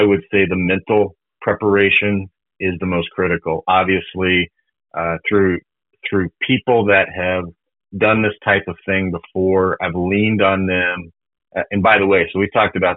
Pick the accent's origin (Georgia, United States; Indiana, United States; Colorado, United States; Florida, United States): Colorado, United States; I grew up in Colorado, and so just being, you know, near the mountains